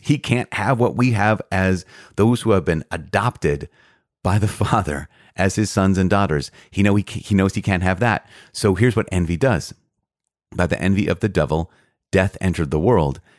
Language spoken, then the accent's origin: English; Midwest, United States; growing up in the Midwest.